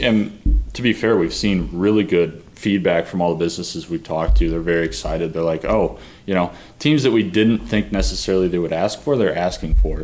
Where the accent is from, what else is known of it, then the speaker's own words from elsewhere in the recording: St. Louis, Missouri, United States; moved away as an adult; also born or lived in Illinois; now in Wichita, United States; I'm also from the St. Louis area. I went to high school with him.